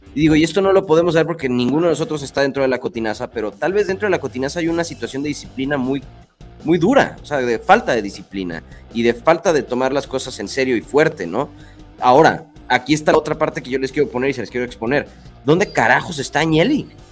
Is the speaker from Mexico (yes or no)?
yes; Mexico; Nosotros como mexicanos